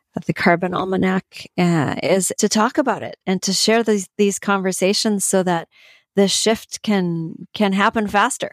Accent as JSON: {"language": "English", "country": "Canada", "said": "I'm from Canada."}